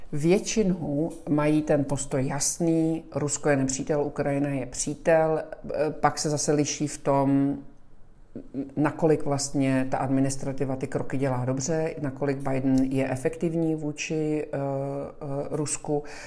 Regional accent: Czechia; moved away as an adult; now in Miami, United States; jsem z České republiky

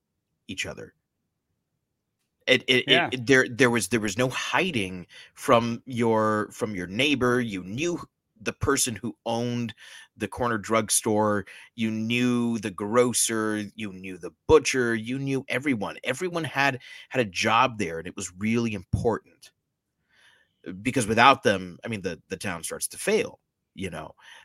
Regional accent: Miami, Florida, United States; now I'm from Miami, not a small town, but I've been in many small towns.

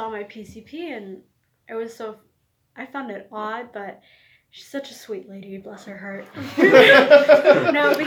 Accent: Canada; moved away; I was raised in Canada

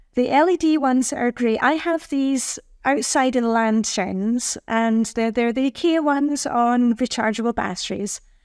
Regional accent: Edinburgh, Scotland, United Kingdom; moved away as an adult; also born or lived in Luxembourg; now in Denmark; I'm from Edinburgh, Scotland, where it's also very dark and cold in the winter

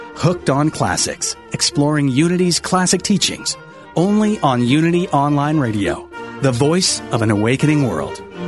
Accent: New Jersey, United States; now in Culver City, United States; a simple man from New Jersey

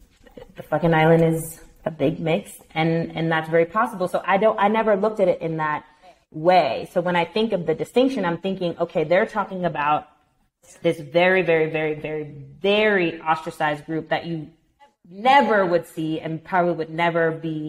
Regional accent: New York City, New York, United States; But growing up in Brooklyn...

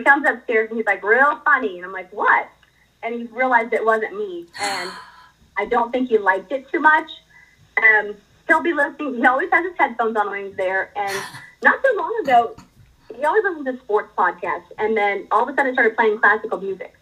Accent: Dallas, Texas, United States; I grew up in Dallas

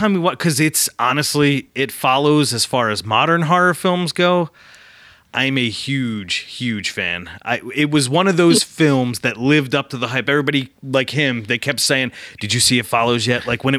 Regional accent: Philadelphia, Pennsylvania, United States; we're proudly Philadelphian, you know, we're both, both born, raised and reside in Philly.

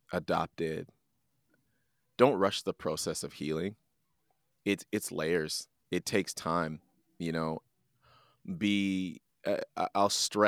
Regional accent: Canada; understanding where I came from and being proud of being Jamaican, but I'm also proud of being Canadian because of their faithfulness. I'm proud to wave both of those flags.

